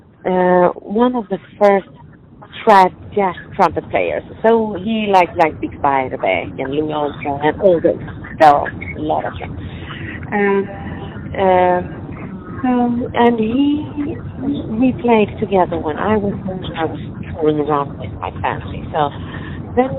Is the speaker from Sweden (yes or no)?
yes; Sweden; moved away as an adult; now in Cupertino, United States; originally I'm from Sweden and we are not overfed with sunshine